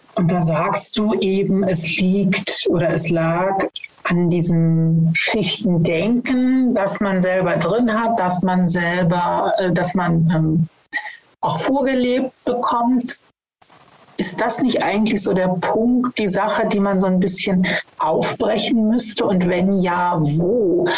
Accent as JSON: {"language": "German", "region": "West Germany", "country": "Germany", "said": "Ich komme ja aus Westdeutschland"}